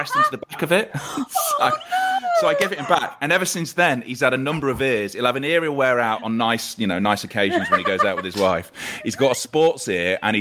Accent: Leicester, East Midlands, United Kingdom; now in Manchester, United Kingdom; I grew up in Leicester

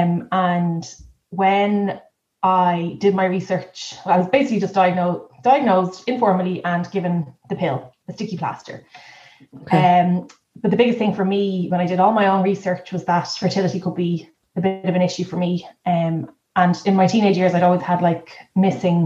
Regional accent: Dublin, Leinster, Ireland; moved away as an adult; now in Kildare, Ireland; we are both from Dublin but live in Kildare

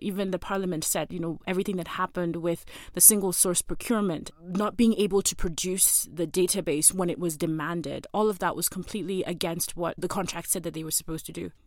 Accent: Kenya; as a Kenyan citizen

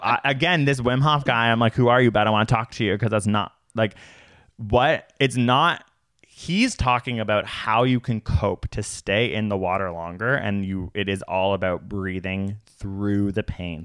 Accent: Canada; We are from Canada.

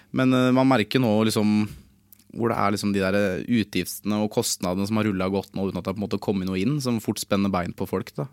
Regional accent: Lillestrøm, Akershus, Norway; Jeg er jo fra Lillestrøm, jeg er fra gatene

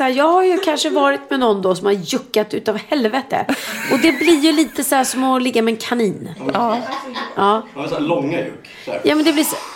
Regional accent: Sweden; Jag sa så jag pratar inte franska, jag är svenska.

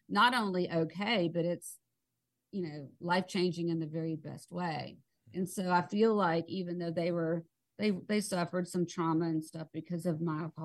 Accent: South Georgia, United States; I'm from South Georgia, and, you know, you don't air your dirty laundry. That was like, you know, what we all grew up

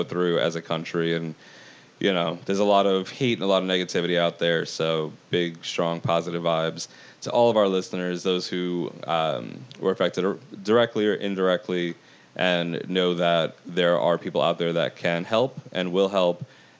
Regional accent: New York, United States; as a New Yorker who had connections to people who managed to make it out alive

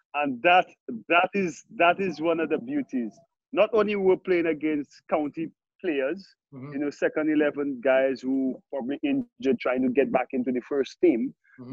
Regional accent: St. Lucia; growing up in Saint Lucia, the countryside.

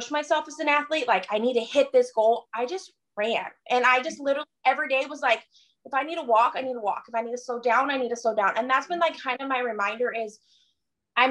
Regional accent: New Mexico, United States; also born or lived in Mesa, Arizona; now in Denton, United States; I grew up in New Mexico.

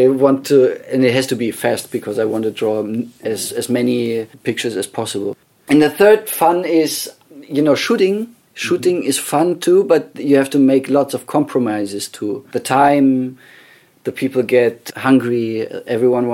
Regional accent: Bavaria, Germany; born or raised there; English is a second language; moved away

